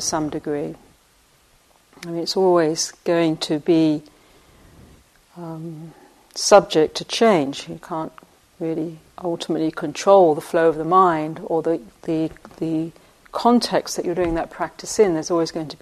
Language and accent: English; England, United Kingdom; moved away; I grew up in England on the sweet shop, on the corner of when we walked to school and back